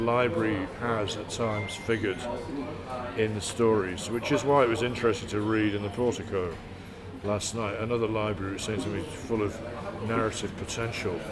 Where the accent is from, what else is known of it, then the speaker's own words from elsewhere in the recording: Hull, Yorkshire and the Humber, United Kingdom; moved away; also born or lived in London / Newcastle / Brighton; I grew up in Hull, which is in Yorkshire, kind